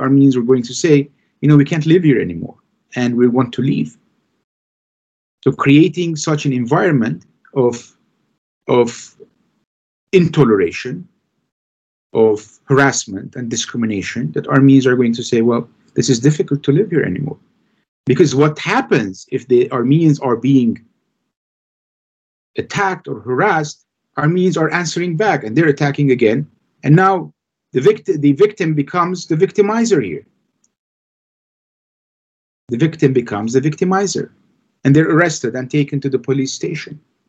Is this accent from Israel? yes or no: yes; Jerusalem, Jerusalem District, Israel; English is a second language; I grew up in the Muslim quarter of Jerusalem between the fourth and the fifth station.